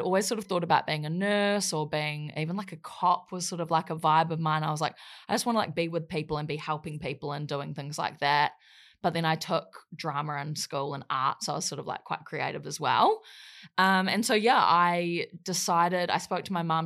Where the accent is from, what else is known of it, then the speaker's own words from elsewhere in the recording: Wellington, New Zealand; moved away; also born or lived in Gold Coast, Australia; in Wellington, New Zealand for most of my life. And I grew up there